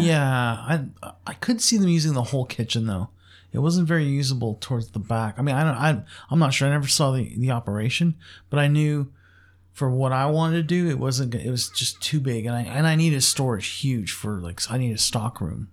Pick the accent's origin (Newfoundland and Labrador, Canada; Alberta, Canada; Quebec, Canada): Quebec, Canada; Montreal; moved away; originally I was born in Montreal and, um, lived there for ve-, very many years.